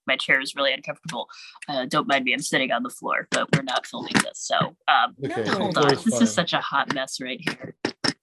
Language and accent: English; Pittsburgh, Pennsylvania, United States; now in Ohio, United States; my hometown when I was back here doing a show last summer